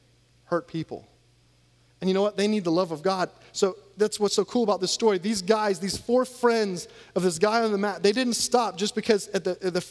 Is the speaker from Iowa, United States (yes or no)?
yes; Iowa, United States; moved away; also born or lived in Louisiana; I grew up in Iowa